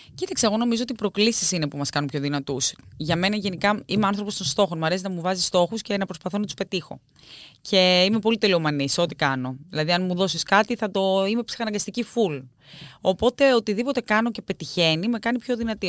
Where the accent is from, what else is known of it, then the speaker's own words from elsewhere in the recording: Greece; όσοι είμαστε και παιδιά τη επαρχία, έχουμε τέτοια βιώματα. Εγώ θυμάμαι μικρή να πηγαίνω στο χωριό μου